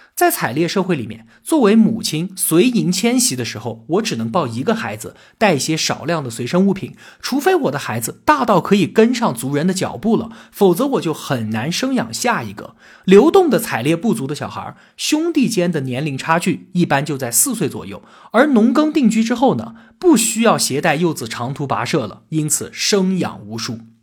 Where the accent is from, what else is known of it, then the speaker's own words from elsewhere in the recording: China; 我们中国人呢，就是北京周口店员人和云南元谋人的后裔